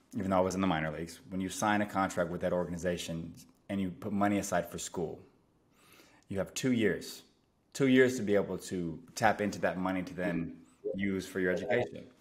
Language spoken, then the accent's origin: English; San Francisco Bay Area, California, United States; born and raised in the San Francisco Bay Area